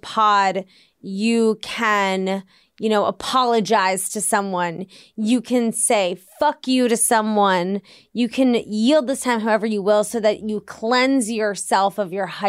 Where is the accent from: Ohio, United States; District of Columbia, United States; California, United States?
District of Columbia, United States; Washington; where I grew up in Georgetown, it does get pretty rowdy on Halloween.